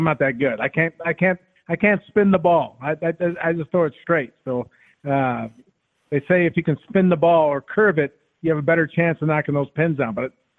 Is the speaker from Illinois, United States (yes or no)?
no; Detroit, Michigan, United States; But quite honestly, growing up in Detroit, I was more known as a hockey player.